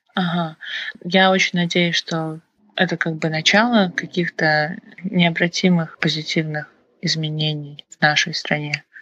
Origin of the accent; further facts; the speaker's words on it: Kazakhstan; кто мы, казахи и вообще казахстанцы